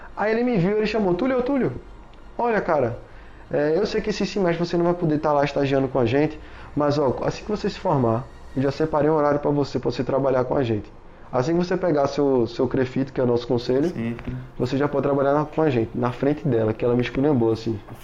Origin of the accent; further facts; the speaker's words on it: Recife, Pernambuco, Brazil; eu sou daqui de Recife, pelo amor de Deus, eu não sou carioca não